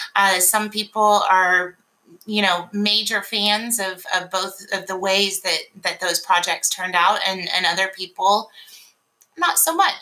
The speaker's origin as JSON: {"language": "English", "town": "Tallahassee", "region": "Florida", "country": "United States", "also_born_or_lived": "Mobile, Alabama", "moved": "as an adult", "lives_now": "Memphis, United States", "said": "I am actually from Tallahassee, Florida, and uh, I moved here by way of Mobile, Alabama"}